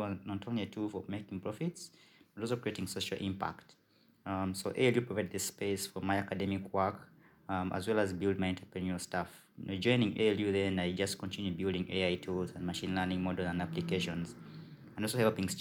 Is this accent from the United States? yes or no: no; Uganda; I'm from Uganda